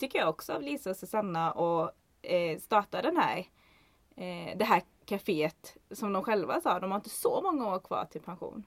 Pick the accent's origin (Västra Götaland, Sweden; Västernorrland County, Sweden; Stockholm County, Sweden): Västernorrland County, Sweden; Kramfors; jag kommer ju från Ångermanland, Kramfors.